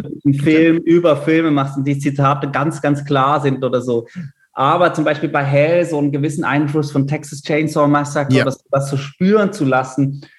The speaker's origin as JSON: {"language": "German", "town": "Basel", "region": "Basel-Stadt", "country": "Switzerland", "tie": "born or raised there", "also_born_or_lived": "Munich, Germany", "moved": "as an adult", "said": "ich bin äh, Schweizer, bin äh, in Basel geboren"}